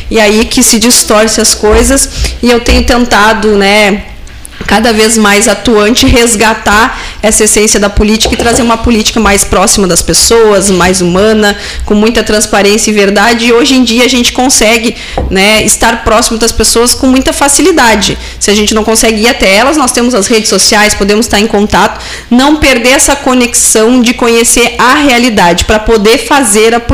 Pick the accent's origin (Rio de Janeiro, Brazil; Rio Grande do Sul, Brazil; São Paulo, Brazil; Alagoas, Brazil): Rio Grande do Sul, Brazil; Santa Maria; Ah, eu sou natural de Santa Maria ah. e a ah. minha irmã é de São Pedro do Sul, lá da região central.